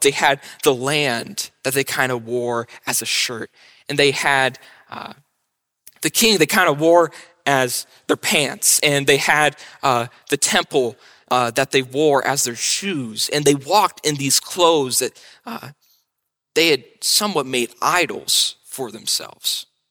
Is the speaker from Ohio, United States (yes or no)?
yes; Mount Vernon, Ohio, United States; I'm from Mount Vernon